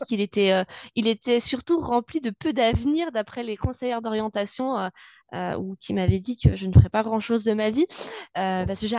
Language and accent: French; Bonneville, Auvergne-Rhône-Alpes, France; je suis née à Bonneville, j'ai fait ma scolarité à Bonneville, je vis à Bonneville.